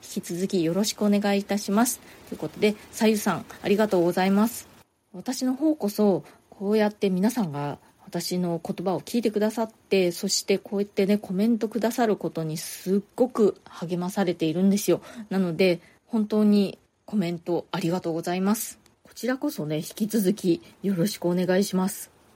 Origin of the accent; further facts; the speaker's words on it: Japan; moved away as an adult; now in New York, United States; 私の実家庭があってね結構あの田舎